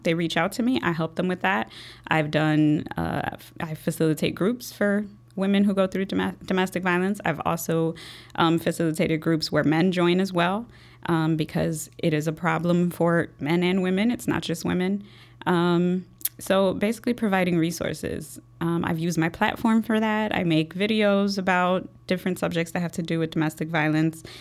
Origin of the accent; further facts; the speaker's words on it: Chicago, Illinois, United States; I was born and raised here in Chicago, um, Logan Square, Humble Park, um, that's where I was raised